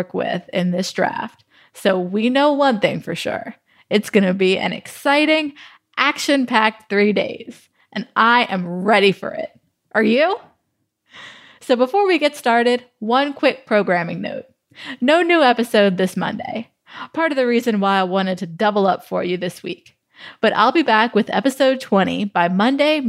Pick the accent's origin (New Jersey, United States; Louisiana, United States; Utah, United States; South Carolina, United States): Louisiana, United States; New Orleans; I grew up going to the Superdome